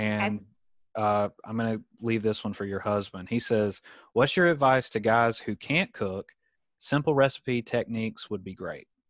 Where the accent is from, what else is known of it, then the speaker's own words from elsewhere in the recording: Southern United States, United States; accent: Southern; moved away as an adult; also born or lived in Alabama; now in San Diego, United States; my Southern accent